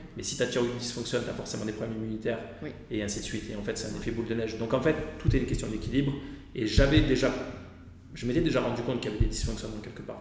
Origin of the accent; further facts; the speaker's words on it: Aix-en-Provence, Provence-Alpes-Côte d'Azur, France; je suis d'Aix-en-Provence